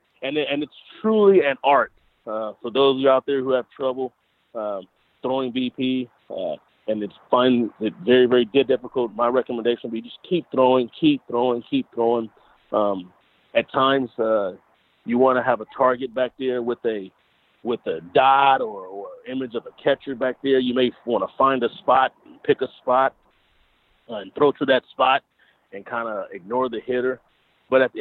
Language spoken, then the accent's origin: English; Compton, California, United States; From the LA area, I'm from Compton.